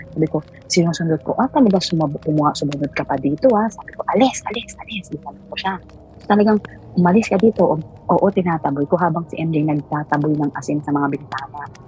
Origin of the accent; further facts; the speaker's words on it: Mindoro, Mimaropa, Philippines; ako taga Mindoro